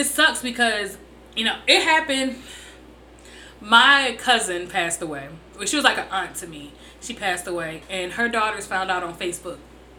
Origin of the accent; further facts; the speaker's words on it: New Jersey, United States; I'm not from New York. I'm from Jersey.